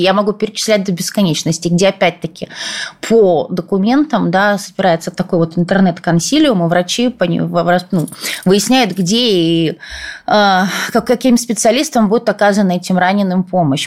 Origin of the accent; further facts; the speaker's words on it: Odesa, Odesa Oblast, Ukraine; moved away as an adult; я тоже родилась в Одессе